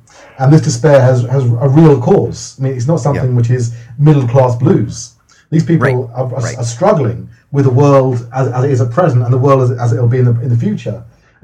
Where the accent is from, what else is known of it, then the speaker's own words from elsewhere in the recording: Wokingham, South East England, United Kingdom; also born or lived in London; my family moved out from London, which is a much more diverse. We grew up in a much more diverse area. We moved out to London, out to Wokingham